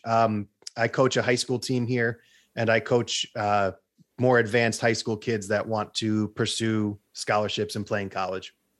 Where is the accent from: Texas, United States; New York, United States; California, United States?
New York, United States; Long Island; I'm from Long Island